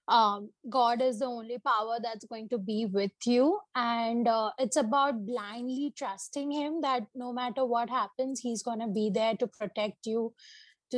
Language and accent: English; Mumbai, Maharashtra, India; Born and brought up in Bombay